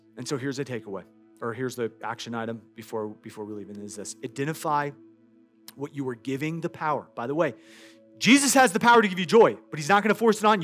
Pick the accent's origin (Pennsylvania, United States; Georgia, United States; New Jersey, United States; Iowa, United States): Iowa, United States; I grew up in Iowa.